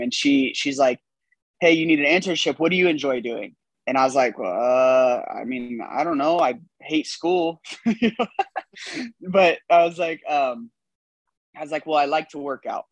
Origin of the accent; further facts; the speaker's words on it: California, United States; moved away as an adult; now in Texas, United States; i'm in texas because i'm originally from california um, came here on a football scholarship